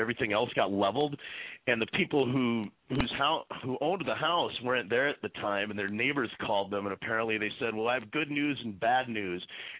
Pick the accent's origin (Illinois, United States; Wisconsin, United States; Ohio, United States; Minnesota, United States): Minnesota, United States; moved away as an adult; now in New York City, United States; I'm from Minnesota, actually. But I've been in New York for 13 years.